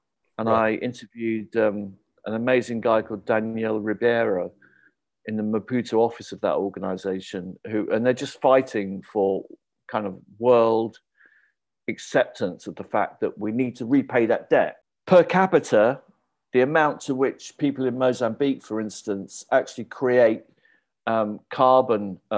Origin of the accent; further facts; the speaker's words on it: United Kingdom; You could feel at home as a British person.